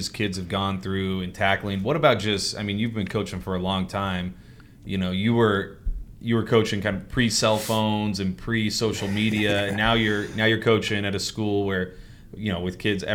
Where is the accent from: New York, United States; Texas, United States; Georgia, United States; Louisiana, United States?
Texas, United States; Dallas; we're both from Dallas, different eras